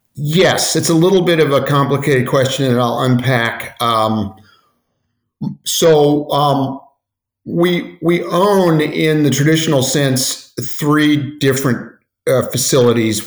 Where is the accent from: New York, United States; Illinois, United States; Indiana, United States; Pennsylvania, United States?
Indiana, United States; Indianapolis; now in Cleveland, United States; I grew up in Indianapolis